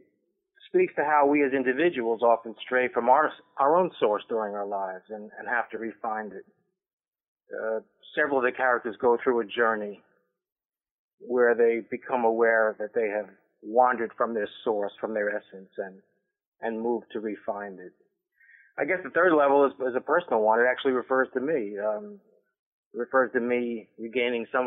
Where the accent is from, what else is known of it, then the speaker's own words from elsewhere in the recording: New York City, New York, United States; also born or lived in South Shore of Long Island; I grew up first in the Bronx and down in the South Shore of Long Island